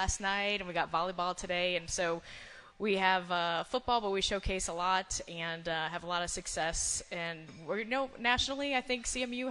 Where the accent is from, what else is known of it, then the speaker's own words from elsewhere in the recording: Portland, Maine, United States; now in Mount Pleasant, United States; I'm a girl from Portland, Maine